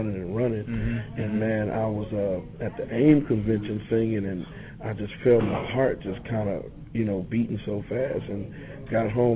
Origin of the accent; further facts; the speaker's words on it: Los Angeles, California, United States; now in Houston, United States; I grew up in Los Angeles, California. Moved to Houston, Texas